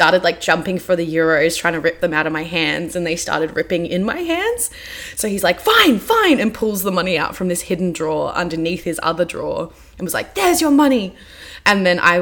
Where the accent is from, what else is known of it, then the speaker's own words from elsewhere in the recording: Australia; as an Australian population